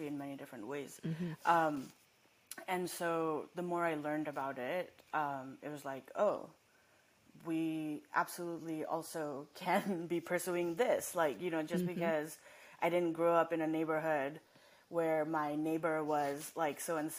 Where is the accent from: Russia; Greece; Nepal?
Nepal; also born or lived in Massachusetts, United States; now in Los Angeles, United States; I didn't grow up here. And I grew up in Nepal, and then I came here